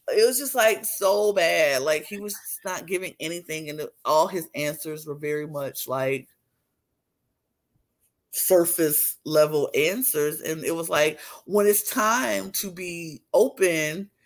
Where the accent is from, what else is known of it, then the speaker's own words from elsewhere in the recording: United States; I'm American